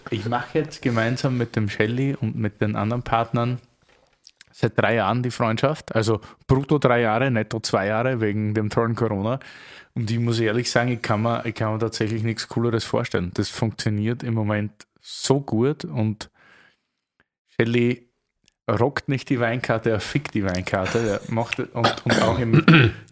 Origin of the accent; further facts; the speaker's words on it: Austria; now in Berlin, Germany; aber als Österreicher hat man hier so ein bisschen den Ösi-Bonus in Deutschland oder Berlin